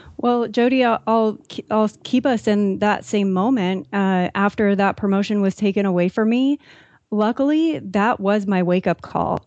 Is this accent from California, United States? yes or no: yes; San Diego, California, United States; I grew up in San Diego